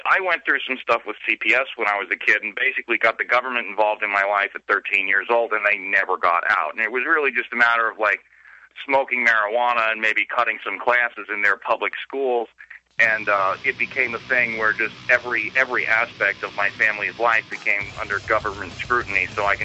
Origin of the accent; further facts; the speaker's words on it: Suffolk County, New York, United States; moved away as an adult; now in New Hampshire, United States; I'm from New York, and I'm sure that the property taxes here might be higher than some areas that people come from. But coming from Suffolk County, they're pretty high